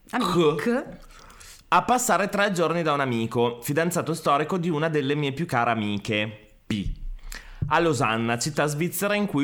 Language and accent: Italian; Turin, Piedmont, Italy; Ecco, noi siamo di Torino ed Emme all'epoca abitava nei pressi dello stadio